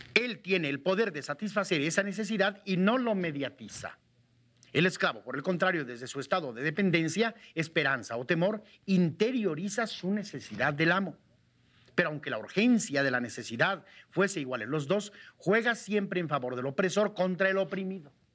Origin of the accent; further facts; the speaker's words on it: Metztitlán, Hidalgo, Mexico; mi pueblo, Mestitlán